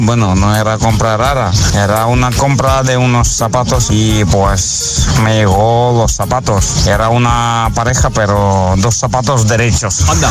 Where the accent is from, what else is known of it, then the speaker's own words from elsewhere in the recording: Madrid, Community of Madrid, Spain; yo soy de Madrid